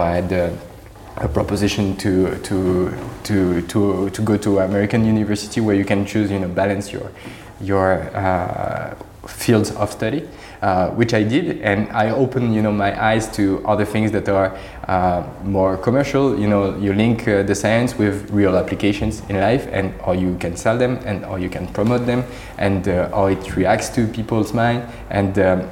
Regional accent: Normandy, France; English is a second language; moved away as an adult; also born or lived in Lille / United States; now in Paris, France; I grew up in Normandy, not so far actually from Paris

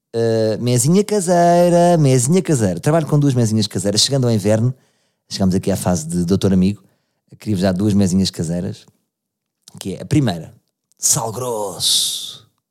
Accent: Portugal; como somos tugas

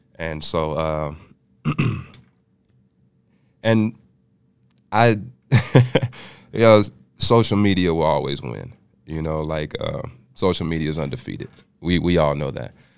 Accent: Austin, Texas, United States; moved away as an adult; also born or lived in Canyon, Texas / Dallas, Texas; Austin, Texas, capital city. Uh, grew up in Austin.

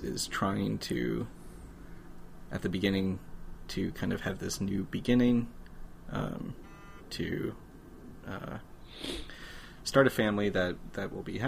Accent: Canada; as a Canadian, you're used to looking at other countries

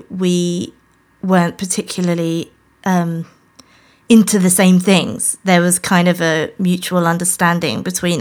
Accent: rural Norfolk, East of England, United Kingdom; now in London, United Kingdom; I was born in London, just round the corner, but grew up in very rural Norfolk

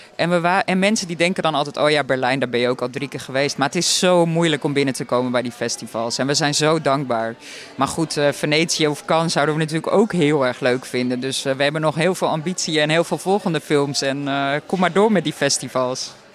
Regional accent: Hippolytushoef, North Holland, Netherlands; het eiland Wieringen, of het voormalige eiland Wieringen moet ik zeggen, waar ik vandaan kom

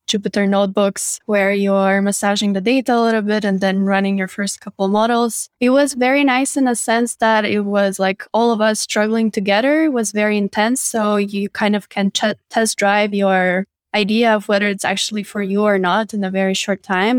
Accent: Riga, Latvia; data science in my hometown

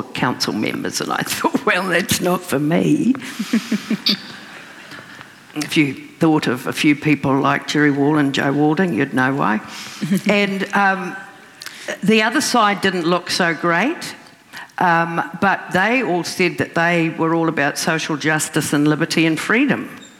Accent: Raglan, Waikato, New Zealand; And Raglan, my hometown

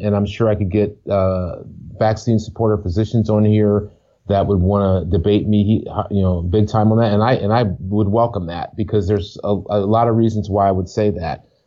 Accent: Ohio, United States; moved away; also born or lived in Brooklyn, New York City; I grew up in Ohio

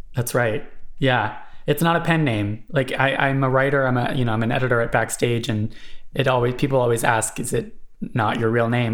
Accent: Honolulu, Hawaii, United States; I'm from Honolulu, Hawaii, actually

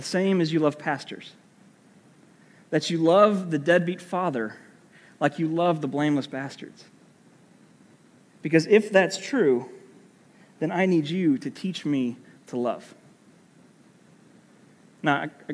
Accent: Muskogee, Oklahoma, United States; I grew up in the Church of Christ in Muskogee, Oklahoma. I moved there when I was 10 years old and went to Muskogee Church of Christ my entire childhood

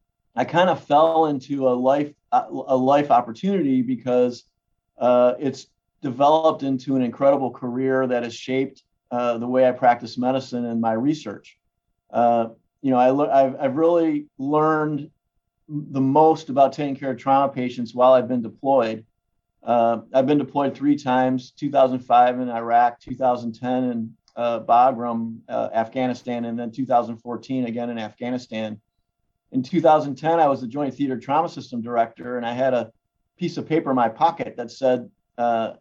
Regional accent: Cleveland, Ohio, United States; now in Portland, United States; I grew up in Cleveland, Ohio, within about 200 yards of Harvey Cushing's grave

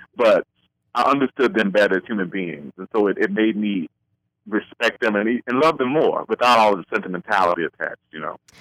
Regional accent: Little Rock, Arkansas, United States; now in Virginia Beach, United States; when I was growing up in Little Rock

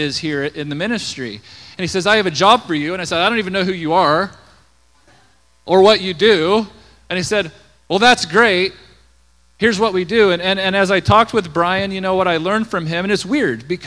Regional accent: Scott City, Kansas, United States; moved away as an adult; now in Colorado Springs, United States; I grew up in Scott City, way out in southwest Kansas

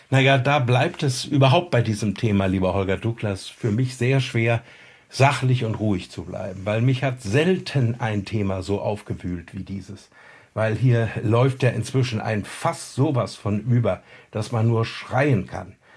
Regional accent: North Rhine-Westphalia, Germany; in meiner Heimat in Westfalen

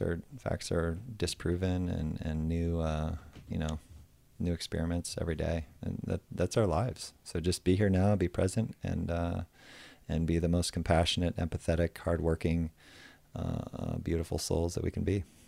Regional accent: Michigan, United States; moved away as an adult; also born or lived in South Bay, California; Growing up in Michigan

